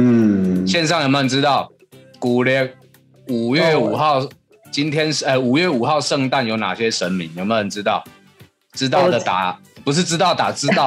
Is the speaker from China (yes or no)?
no; Taichung, Taiwan; 我台中人，我台中人也一点爱就符合